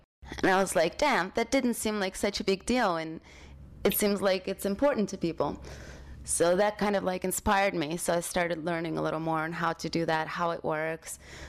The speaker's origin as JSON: {"language": "English", "region": "London", "country": "United Kingdom", "tie": "born or raised there", "also_born_or_lived": "Ukraine / Oxford", "lives_now": "New York, United States", "said": "I was born in Ukraine and grew up in London, Oxford first, then London, then I moved to LA, and then I moved to New York."}